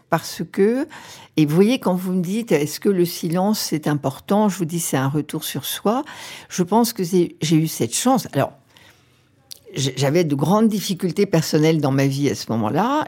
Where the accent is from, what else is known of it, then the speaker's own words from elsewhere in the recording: Auvergne-Rhône-Alpes, France; quand j'étais petite fille euh, en Auvergne